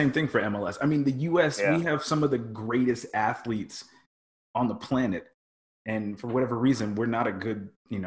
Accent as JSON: {"language": "English", "region": "New York", "country": "United States", "tie": "born or raised there", "said": "New York, my hometown"}